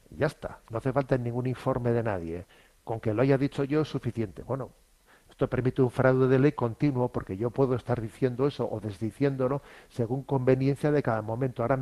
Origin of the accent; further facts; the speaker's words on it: Spain; Yo soy español, ¿eh? yo mi sentimiento es ser español